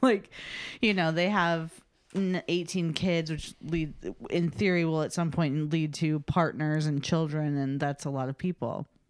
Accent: Chicago, Illinois, United States; I grew up in the South Side, like the South Suburbs of Chicago

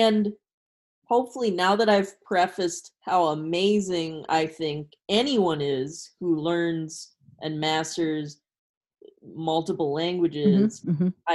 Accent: United States; As an American viewer

